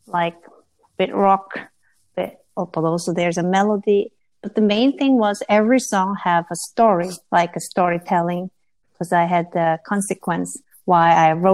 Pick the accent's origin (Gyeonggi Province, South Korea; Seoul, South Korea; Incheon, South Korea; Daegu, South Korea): Seoul, South Korea; I came from Seoul